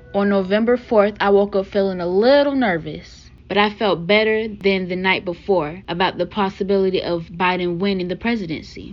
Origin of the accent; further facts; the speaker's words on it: Wilmington, North Carolina, United States; I'm from Wilmington, North Carolina